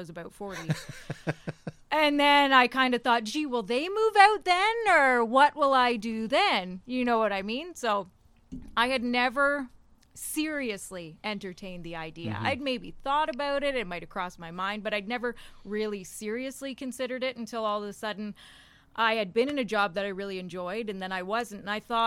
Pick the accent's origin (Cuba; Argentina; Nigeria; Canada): Canada; Owen Sound, Ontario; moved away as an adult; also born or lived in Barrie, Ontario; now in Lloydminster, Canada; I'm from a small farm, which I like to refer to as the Clegg's Ranch, and it's the closest city that it's near is Owen Sound, Ontario